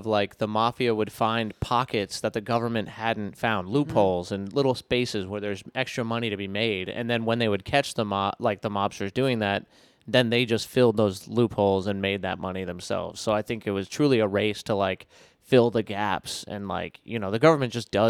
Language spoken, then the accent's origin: English; Foster, Rhode Island, United States; He lived in my hometown in really? Foster, Rhode Island.